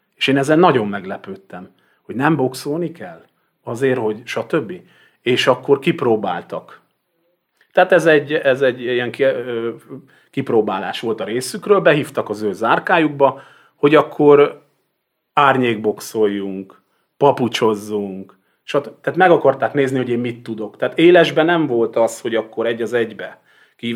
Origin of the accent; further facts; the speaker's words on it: Vas, Hungary; én Vas megyei vagyok